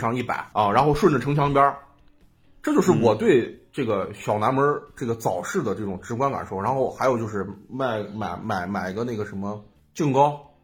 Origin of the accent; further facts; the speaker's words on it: Xi'an, Shaanxi, China; 我是在西郊长大